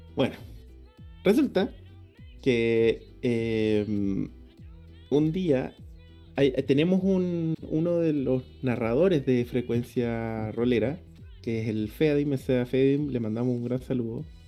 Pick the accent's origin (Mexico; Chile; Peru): Chile; Puerto Montt, Los Lagos; moved away; yo soy de Puerto Montt y todo mi grupo de allá